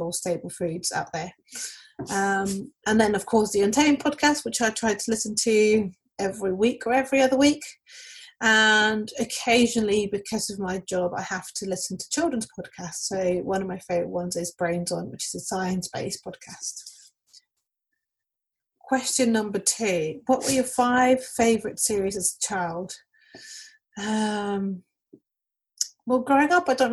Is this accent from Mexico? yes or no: yes; Mexico; now in London, United Kingdom; I currently live in London, but I'm originally from Mexico, where I was born and raised.